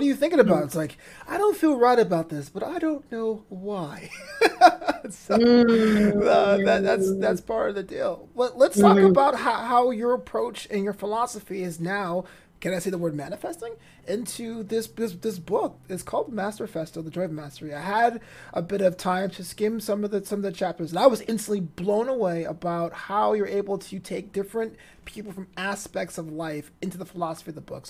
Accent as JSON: {"language": "English", "region": "New York", "country": "United States", "moved": "yes", "lives_now": "Culver City, United States", "said": "I'm from New York"}